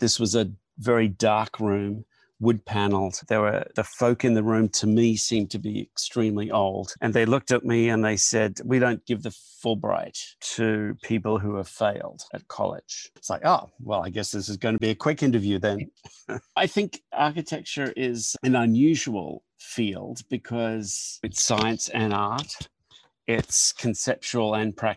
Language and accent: English; Brisbane, Queensland, Australia; moved away; I came from Queensland, Brisbane, and we lived in a Queenslander